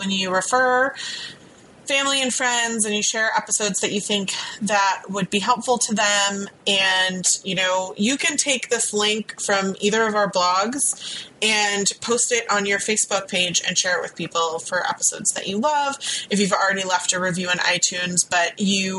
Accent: Virginia Beach, Virginia, United States; I grew up in Virginia Beach

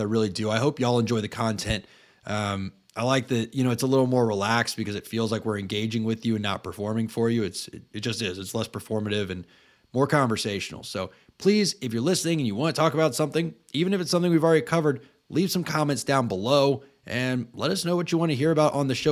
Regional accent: Tallahassee, Florida, United States; I grew up in Tallahassee

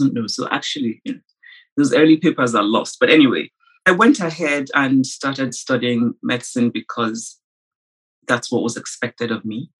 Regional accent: Nsukka, Enugu State, Nigeria; I grew up the fifth of six children in a university town in Nigeria, which was Nsukka

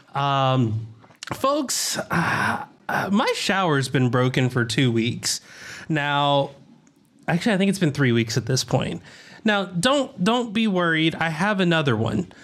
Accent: the South, United States; accent: southern; in my southern accent

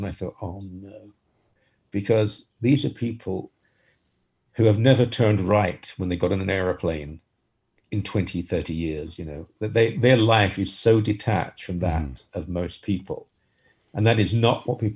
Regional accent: United Kingdom; moved away as an adult; now in Canada; I spent the first 28 years of my life in Britain

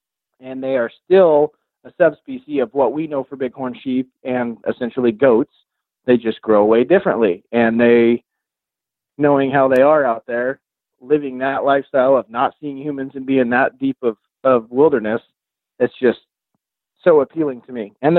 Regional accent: Oregon, United States; I'm from Southern Oregon, and black-tailed deer are ghosts.

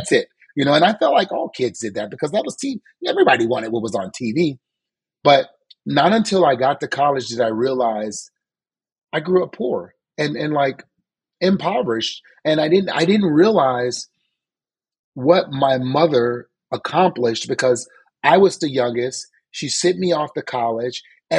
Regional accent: New Orleans, Louisiana, United States; Suze, you know, I lived a very good life. And we were poor. We didn't have much. Me and my five older brothers, we lived in like a three-bedroom house

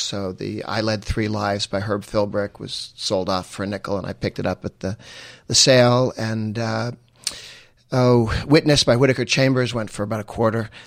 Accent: Weston, Massachusetts, United States; I grew up in Weston, went to grade school and high school there

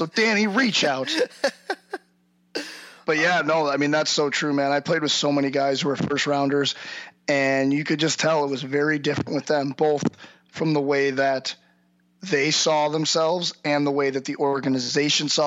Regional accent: St. Louis, Missouri, United States; I'm from St. Louis. I grew up in St. Louis

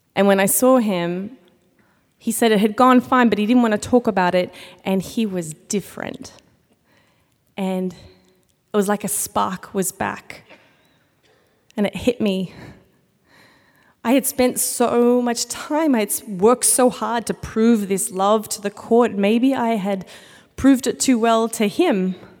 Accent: Australia; now in United States; I am from Australia

